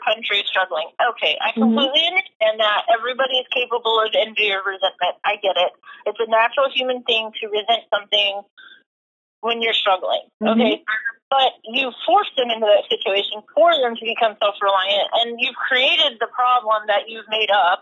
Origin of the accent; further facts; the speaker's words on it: United States; as an American, you know, I accept that I live here. I accept that, you know, I'm a citizen of this country